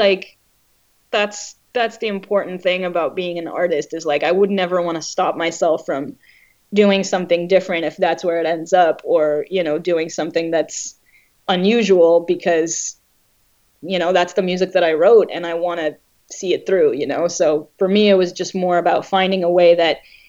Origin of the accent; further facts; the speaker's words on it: Israel; growing up in Israel